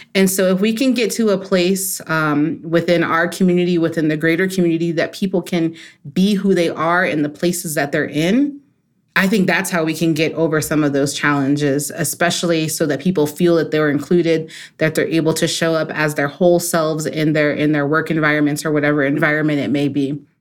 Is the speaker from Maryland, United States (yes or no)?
yes; Maryland, United States; as a kid, I grew up in Maryland, so outside of D C